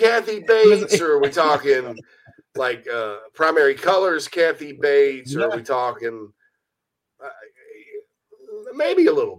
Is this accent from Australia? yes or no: no; Thailand; I'm from Thailand. Oh, it's all the same thing.